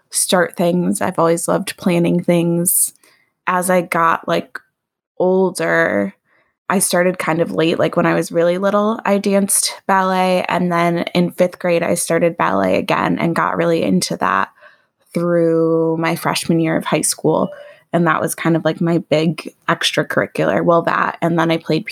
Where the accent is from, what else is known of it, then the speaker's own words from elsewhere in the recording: Oak Park, Illinois, United States; I grew up in Oak Park, which is like one suburb west of Chicago, and lived in different parts of Oak Park throughout my childhood